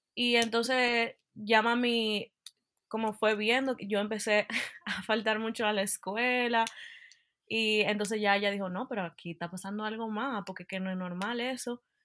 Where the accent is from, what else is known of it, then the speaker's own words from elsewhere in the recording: Dominican Republic; moved away as an adult; now in Utah, United States; yo soy dominicana y nací en la República Dominicana y me mudé a los Estados Unidos cuando me gradué de bachillerato. Y actualmente vivo en Utah